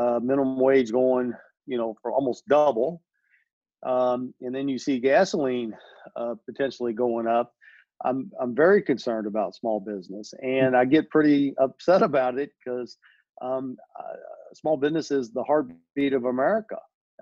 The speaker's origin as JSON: {"language": "English", "town": "Louisville", "region": "Kentucky", "country": "United States", "tie": "born or raised there", "also_born_or_lived": "Jeffersonville, Indiana", "said": "Kentuckiana, Louisville, Jeffersonville, mm-hmm. that's my hometown and it always will be."}